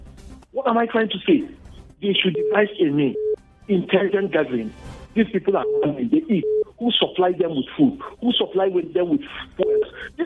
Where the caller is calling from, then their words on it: Bukuru, Plateau, Nigeria; I'm calling from Bukuru.